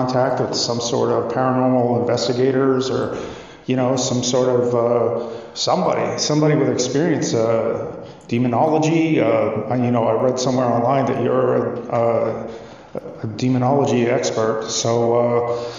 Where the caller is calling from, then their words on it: Wisconsin, United States; I'm calling you from Wisconsin